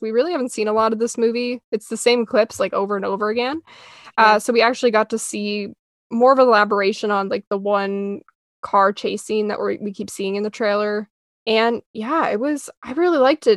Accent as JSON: {"language": "English", "country": "Canada", "said": "I'm Canadian"}